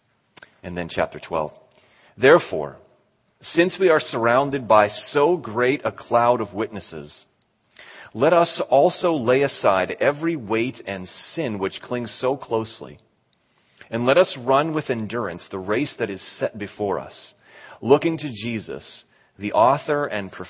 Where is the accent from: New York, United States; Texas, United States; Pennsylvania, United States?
Pennsylvania, United States; Western; moved away; I was from Pennsylvania, made it to the Western Pennsylvania semifinals